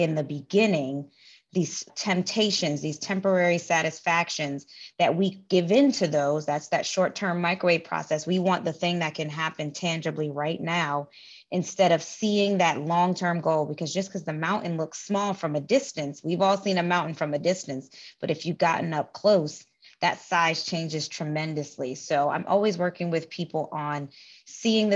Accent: New York City, New York, United States; moved away as an adult; also born or lived in Puerto Rico (family) / Maryland; now in Los Angeles, United States; I'm originally from the Bronx, New York. I currently live in Los Angeles

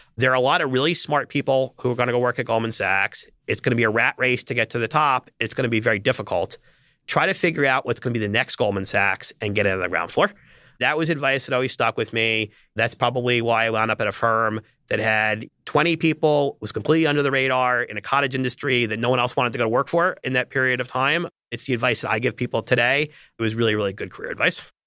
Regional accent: New York area, United States; I grew up in the New York area

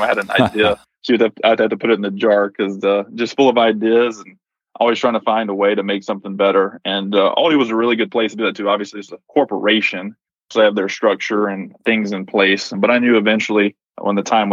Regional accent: Nanafalia, Alabama, United States; accent: Southern; also born or lived in Mississippi; I was born in Mississippi and raised in Alabama in a very small town called Nanafly

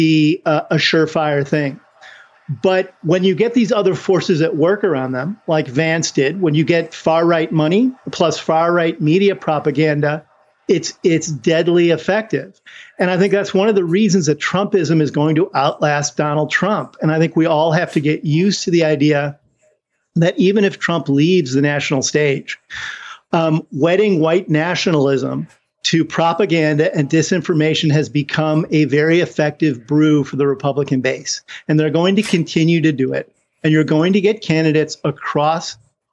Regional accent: Ireland; I'm Irish

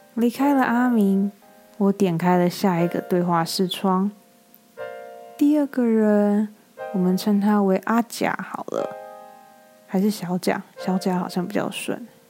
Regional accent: Taiwan; moved away as an adult; now in United States; 我是台湾人啊

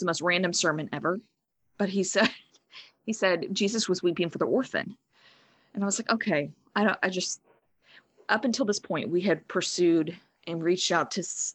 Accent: Southeast Texas, United States; moved away as an adult; now in Seattle, United States; I am from Southeast Texas

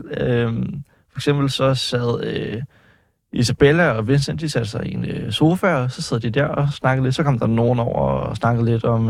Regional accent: Faxe, Zealand, Denmark; Jeg kommer fra Faxe.

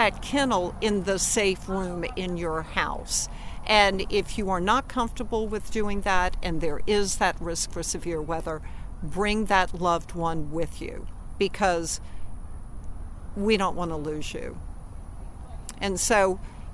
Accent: New Orleans, Louisiana, United States; I grew up here

